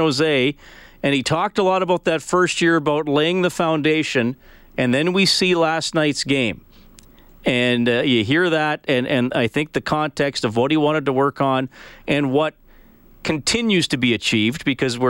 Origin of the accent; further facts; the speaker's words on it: Evansburg, Alberta, Canada; since I was a young lad growing up in Evansburg